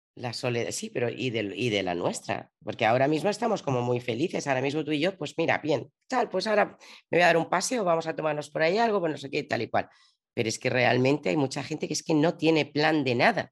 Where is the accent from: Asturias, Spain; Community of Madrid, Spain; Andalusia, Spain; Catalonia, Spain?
Community of Madrid, Spain; Madrid; now in Zaragoza, Spain; yo soy madrileña, pero ahora vivo en Zaragoza